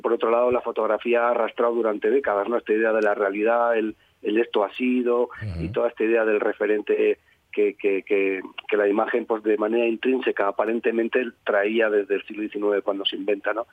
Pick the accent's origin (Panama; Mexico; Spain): Spain; Durango, Basque Country; yo nací en Durango, que eso está en la provincia de Vizcaya